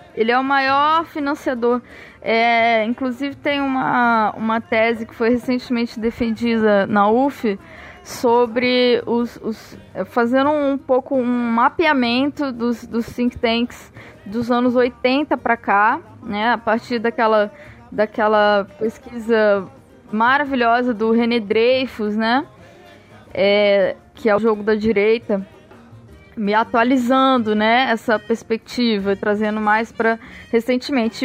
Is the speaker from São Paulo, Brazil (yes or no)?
yes; Osasco, São Paulo, Brazil; now in Rio de Janeiro, Brazil; eu venho de Osasco, mas eu moro no Rio de Janeiro.